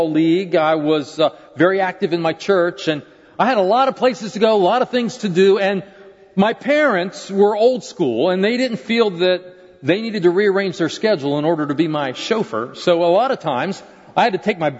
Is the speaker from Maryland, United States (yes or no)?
yes; Maryland, United States; I was growing up in Maryland at the time